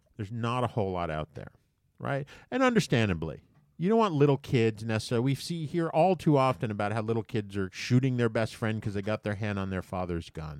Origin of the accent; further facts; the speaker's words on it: United States; as an American